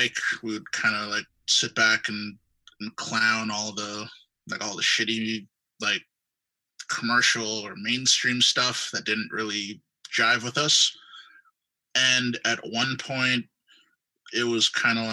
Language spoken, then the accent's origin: English; Guelph, Ontario, Canada; I grew up in Guelph, Ontario